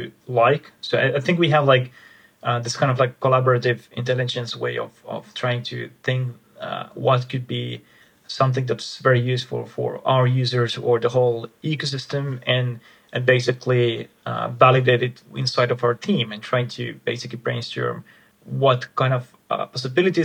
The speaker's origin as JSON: {"language": "English", "country": "Finland", "said": "I'm myself from Finland, from the Nordics"}